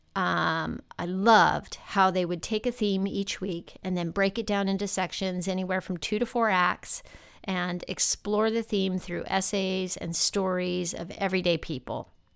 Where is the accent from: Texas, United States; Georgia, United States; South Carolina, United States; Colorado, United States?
Texas, United States; El Paso; moved away as an adult; also born or lived in Denver / New York City; my hometown in El Paso, Texas